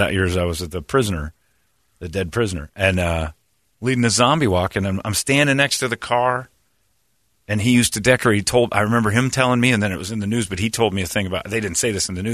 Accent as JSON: {"language": "English", "town": "Gilbert", "region": "Arizona", "country": "United States", "tie": "born or raised there", "said": "my hometown"}